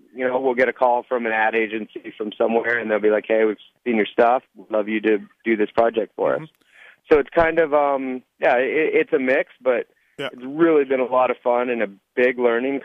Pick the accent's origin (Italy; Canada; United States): Canada; being Canadian